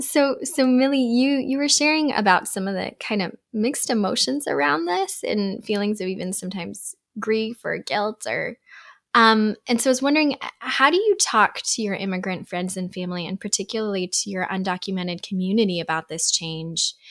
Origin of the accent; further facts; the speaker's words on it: Uzbekistan; moved away; growing up in Uzbekistan, there were some hard things about living there